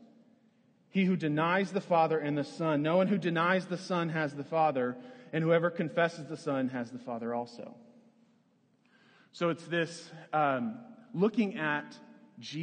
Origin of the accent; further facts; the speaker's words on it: Lawrence, Kansas, United States; moved away as an adult; also born or lived in Florida; When I was growing up, I grew up in Lawrence, Kansas